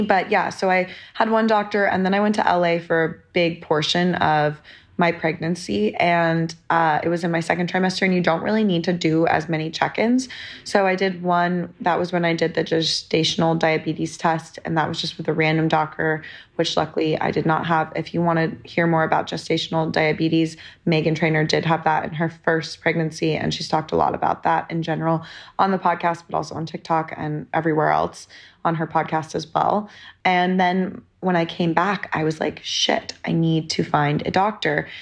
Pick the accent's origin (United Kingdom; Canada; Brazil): United Kingdom; London; moved away; also born or lived in New York; I was born in London